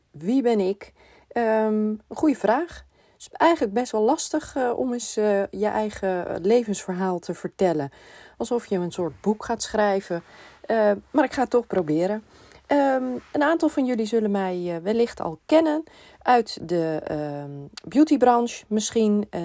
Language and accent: Dutch; Amsterdam, North Holland, Netherlands; also born or lived in Purmerend; Eh, ik ben eh, geboren in Purmerend en ik ben op mijn vijfde naar Amsterdam verhuisd